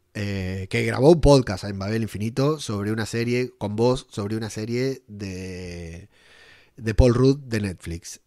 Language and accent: Spanish; Argentina; moved away as an adult; now in Spain